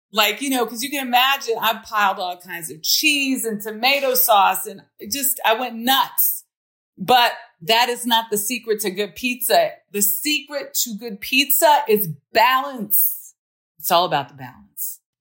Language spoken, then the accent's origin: English; Los Angeles, California, United States; moved away; also born or lived in New Orleans; I grew up in South Central